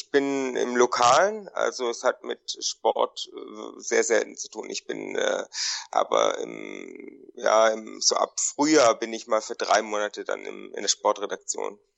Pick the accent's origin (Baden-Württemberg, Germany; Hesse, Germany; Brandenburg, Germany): Baden-Württemberg, Germany; Konstanz; moved away; ich äh, komme ursprünglich aus Konstanz.